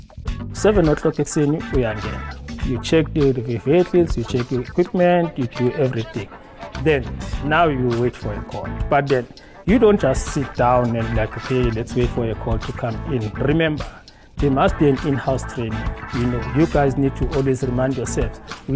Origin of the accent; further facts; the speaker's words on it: Newcastle, KwaZulu-Natal, South Africa; also born or lived in Ekurhuleni; I am from KwaZulu-Natal in Newcastle